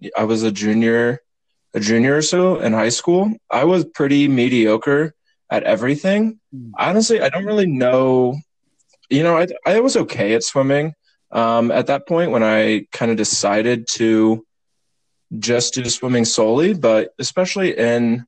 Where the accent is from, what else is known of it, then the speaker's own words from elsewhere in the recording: Zionsville, Indiana, United States; I'm from Zionsville, Indiana.